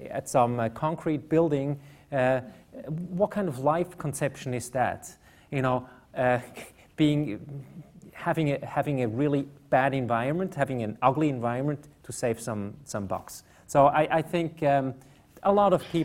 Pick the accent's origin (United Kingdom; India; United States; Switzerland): Switzerland; I come from Switzerland